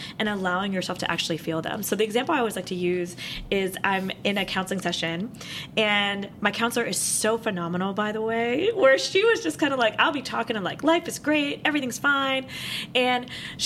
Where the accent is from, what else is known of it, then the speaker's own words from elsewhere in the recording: West Virginia, United States; growing up in West Virginia